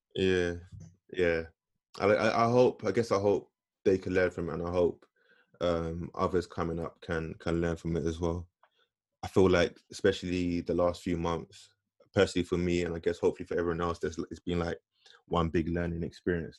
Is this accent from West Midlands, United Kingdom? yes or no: no; London, United Kingdom; being black and growing up in growing up in London